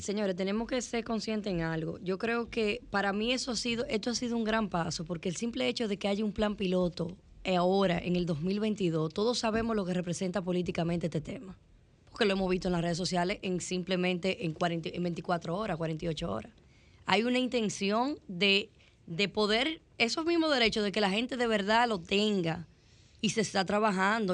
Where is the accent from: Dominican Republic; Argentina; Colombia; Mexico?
Dominican Republic; Nosotros como dominicanos